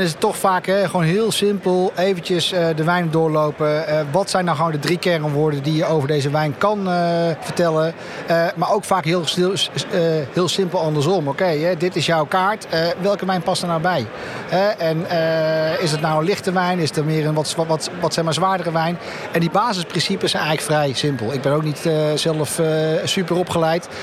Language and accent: Dutch; Netherlands; We zijn toch Nederlander